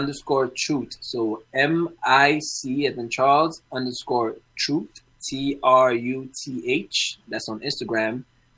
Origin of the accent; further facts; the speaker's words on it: Ghana; I'm from Ghana. Like, I just claim Ghana.